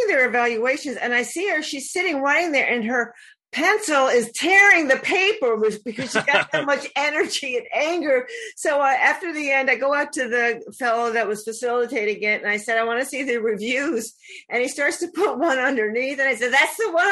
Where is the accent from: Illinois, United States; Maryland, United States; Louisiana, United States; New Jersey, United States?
New Jersey, United States; now in Naples, United States; I'm from the New Jersey area as well